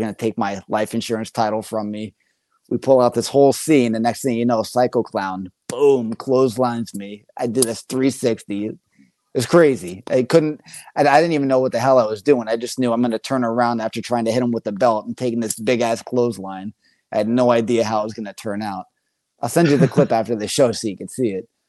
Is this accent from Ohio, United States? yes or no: no; Bloomsburg, Pennsylvania, United States; moved away; I'm originally from Bloomsburg, Pennsylvania. So another small town area.